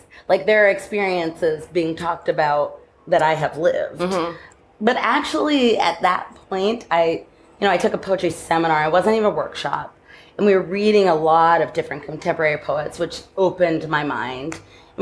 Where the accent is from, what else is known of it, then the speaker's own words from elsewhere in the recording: Southern California, United States; moved away as an adult; also born or lived in New York / Brooklyn; now in Los Angeles, United States; I grew up in California